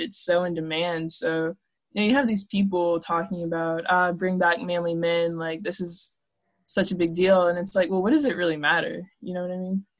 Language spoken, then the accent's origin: English; Maryland, United States; I'm from Maryland, so people are really liberal here